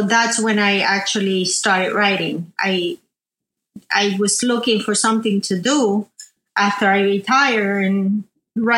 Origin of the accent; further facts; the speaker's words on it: Arecibo, Puerto Rico; moved away as an adult; also born or lived in New Jersey, United States; I was born and raised in Arecibo, Puerto Rico